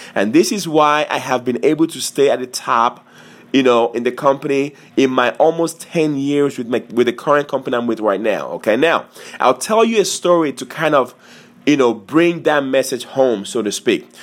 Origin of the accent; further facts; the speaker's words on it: Montgomery County, Maryland, United States; I am from Montgomery, Montgomery, County, Maryland